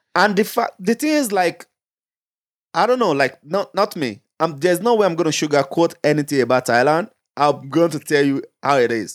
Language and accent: English; Nigeria; moved away; Being a Nigerian, holding a Nigerian passport